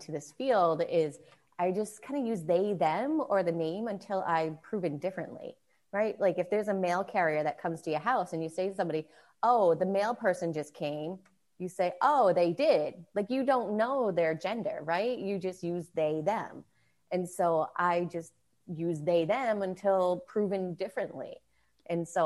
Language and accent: English; East Coast, United States; I was from the East Coast where it's very liberal